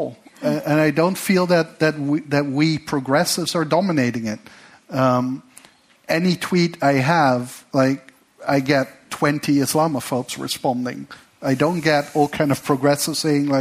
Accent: Netherlands; I come from the Netherlands

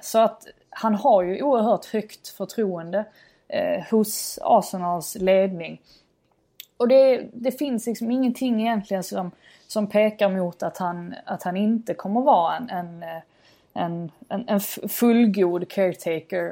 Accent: Sweden; som svensk

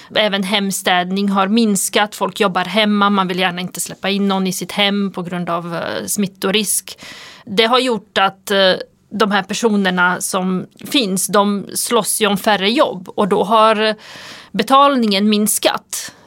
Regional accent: Sweden; vårt land

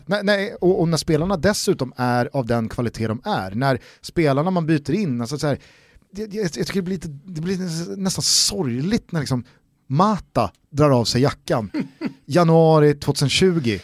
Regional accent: Sweden; som svenskar

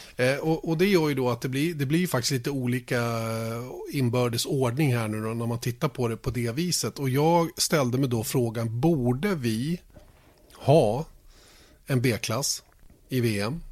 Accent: Sweden; vi som svenskar

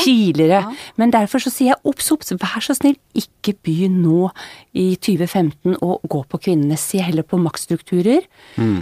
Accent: Bærum, Akershus, Norway; moved away as an adult; født og oppvokst i Bærum

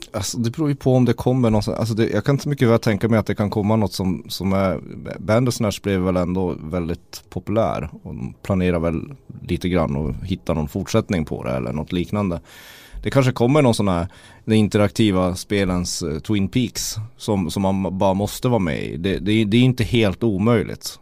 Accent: Kiruna, Norrbotten County, Sweden; som vi säger i Kiruna

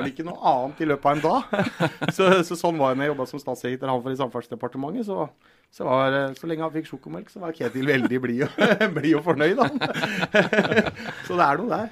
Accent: Telemark, Norway; og så er jeg fra Telemark

